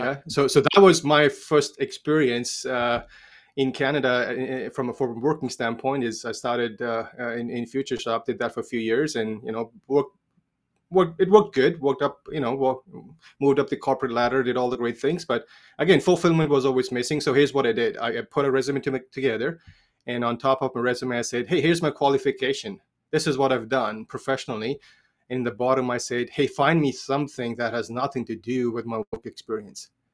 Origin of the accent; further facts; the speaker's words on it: India; I was age thirteen, grew up in India, born and raised in India.